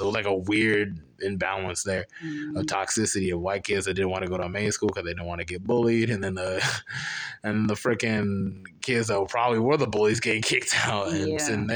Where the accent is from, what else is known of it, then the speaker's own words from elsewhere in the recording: Charlotte, North Carolina, United States; growing up in Charlotte